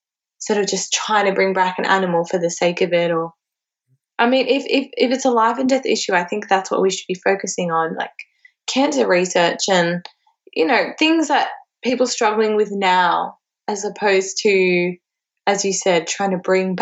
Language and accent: English; Cairo, Cairo Governorate, Egypt; now in Australia; my hometown of Cairo in Egypt